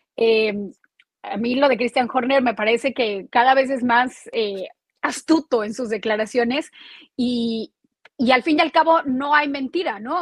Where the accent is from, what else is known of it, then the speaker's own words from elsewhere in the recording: Mexico City, Mexico; now in Florida, United States; nosotros como chilangos, es decir, como mexicanos de la Ciudad de México